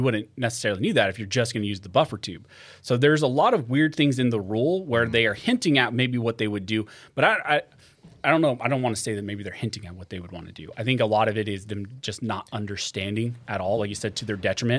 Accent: California, United States; I think just growing up in California, it has to be …, just like what I listen to.

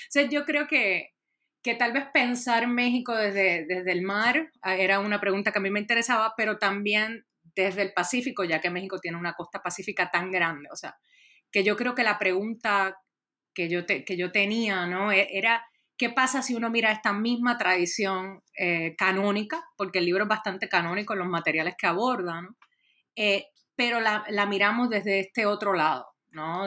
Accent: Puerto Rico; yo soy originalmente de Puerto Rico

